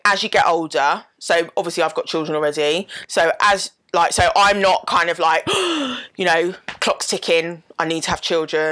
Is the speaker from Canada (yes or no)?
no; United Kingdom; as Black British people